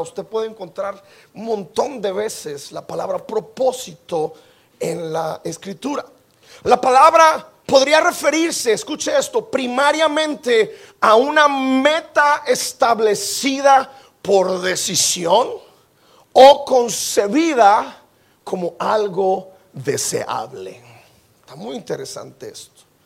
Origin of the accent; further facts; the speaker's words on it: Mexico; Como buen mexicano